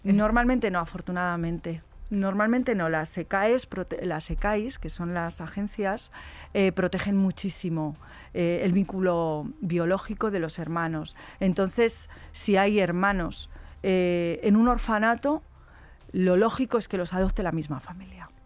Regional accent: Madrid, Community of Madrid, Spain; Yo eh, soy de Madrid

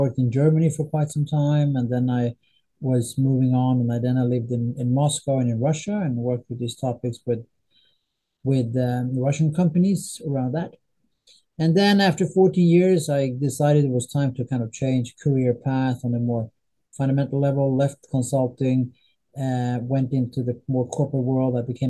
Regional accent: northern Sweden, Sweden; English is a second language; Anyway, I am from Sweden. I'm from a relatively small town in northern Sweden. That's my background.

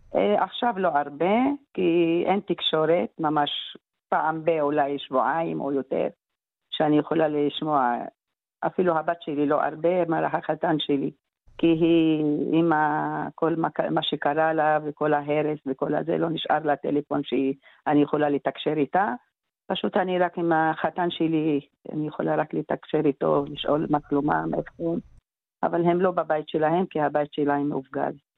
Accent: Israel; moved away as an adult; also born or lived in Gaza; ההורים שלי, כן, ההורים שלי, אבא שלי ואימא שלי, אנחנו גם מהארץ

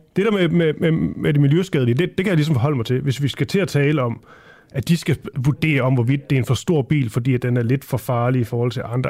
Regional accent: Funen, Southern Denmark, Denmark; jeg er fra Fyn

